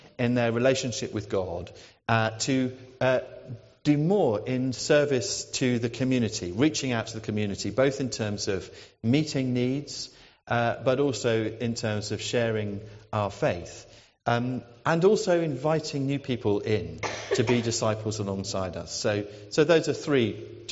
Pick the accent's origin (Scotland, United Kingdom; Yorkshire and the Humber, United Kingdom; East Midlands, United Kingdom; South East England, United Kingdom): South East England, United Kingdom; near Brighton; moved away as an adult; also born or lived in Oxford / Fareham / Portsmouth; now in Newnham, United Kingdom; I'm a South Coast person. I grew up near Brighton, right by the sea, and my parents still live there